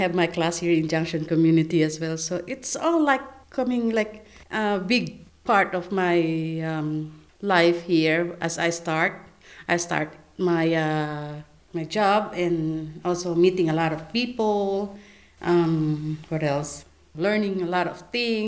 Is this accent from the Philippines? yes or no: yes; Philippines; English is a second language; moved away as an adult; now in Australia; I'm from Philippines